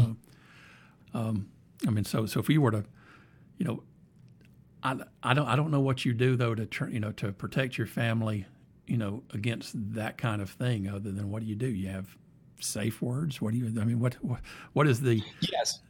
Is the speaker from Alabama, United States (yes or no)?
yes; Anniston, Alabama, United States; I'm from Anniston